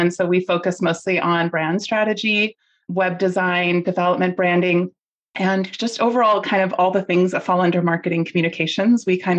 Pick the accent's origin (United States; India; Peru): Peru; Lima; born there; I was born in Lima, Peru. I am Peruvian.